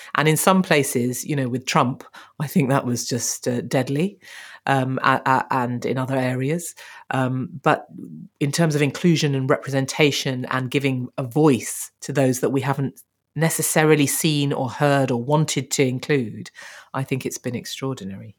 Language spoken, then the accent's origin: English; Birmingham, West Midlands, United Kingdom; we're both from Birmingham